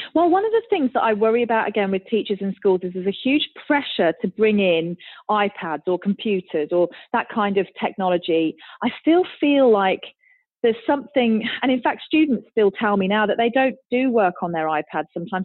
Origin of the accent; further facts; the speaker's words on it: United Kingdom; as a British person